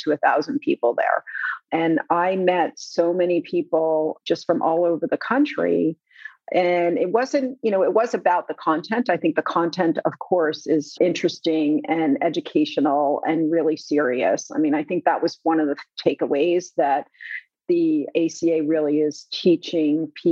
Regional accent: New Jersey, United States; it is in my home state.

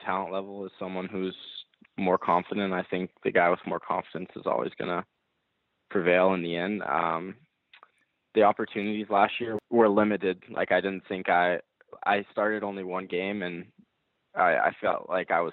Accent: Dallas, Texas, United States; born and raised in Dallas. I've lived here my whole life

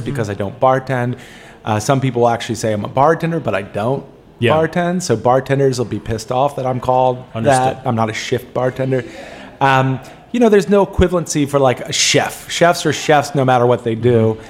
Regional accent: Olney, Maryland, United States; also born or lived in Washington, D.C.; I grew up, I was born in D.C. and I grew up in Olney, Ashton, Maryland.

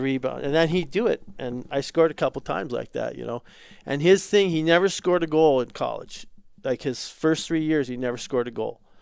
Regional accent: United States

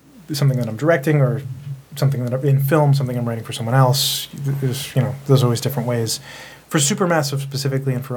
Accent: Delaware, United States; moved away as an adult; also born or lived in New York City; a friend of mine, Ty West, who I grew up with in Delaware

